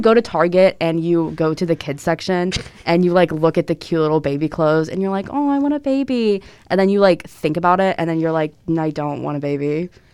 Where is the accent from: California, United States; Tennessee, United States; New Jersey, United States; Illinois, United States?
Tennessee, United States; moved away; I'm from Tennessee